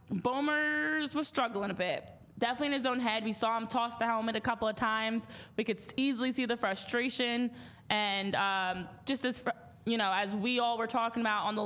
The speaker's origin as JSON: {"language": "English", "region": "New Jersey", "country": "United States", "said": "I'm from New Jersey"}